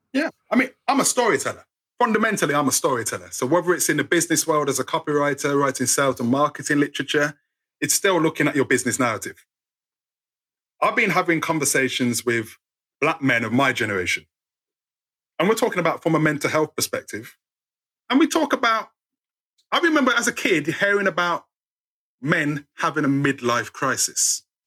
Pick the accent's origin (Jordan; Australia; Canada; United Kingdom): United Kingdom; we're British